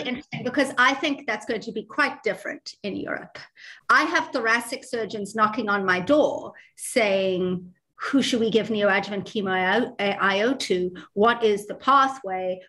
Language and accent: English; South Africa; also born or lived in New York, United States / Baltimore, United States; now in Dublin, Ireland; I'm South African, uh, but I did all of my training um, in, in Dublin, in Ireland.